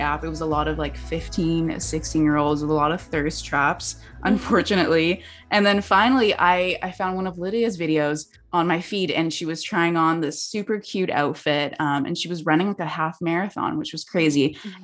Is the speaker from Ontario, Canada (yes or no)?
no; Vancouver, British Columbia, Canada; I'm from Vancouver